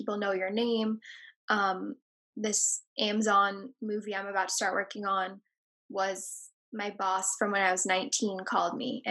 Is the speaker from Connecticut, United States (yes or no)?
no; New York City, New York, United States; I grew up in Tribeca